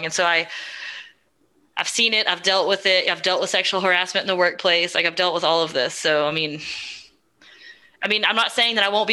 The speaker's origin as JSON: {"language": "English", "region": "Texas", "country": "United States", "said": "I'm from Texas"}